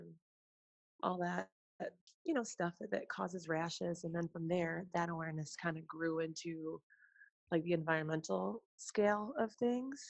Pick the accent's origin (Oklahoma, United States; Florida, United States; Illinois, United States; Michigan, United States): Illinois, United States; Chicago; also born or lived in Russia; now in Arizona, United States; I'm from Chicago